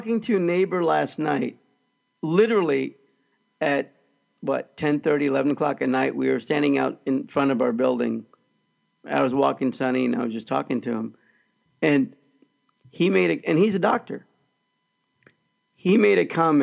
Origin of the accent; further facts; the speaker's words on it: Kansas, United States; moved away; I'm from the Midwest. In Kansas, you say hi to strangers all the time.